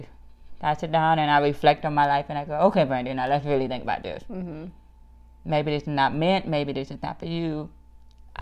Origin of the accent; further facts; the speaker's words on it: New Orleans, Louisiana, United States; now in Arkansas, United States; I'm originally from New Orleans, Louisiana